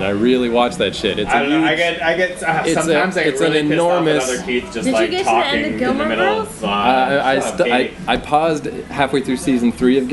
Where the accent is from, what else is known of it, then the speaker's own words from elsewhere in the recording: Fredericton, New Brunswick, Canada; this super scummy strip club in my hometown